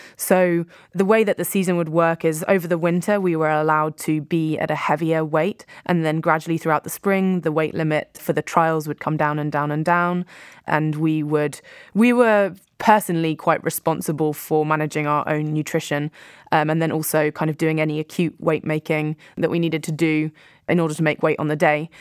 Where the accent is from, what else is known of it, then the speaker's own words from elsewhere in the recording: Poole, South West England, United Kingdom; a little bit further down the coast from where I grew up in Poole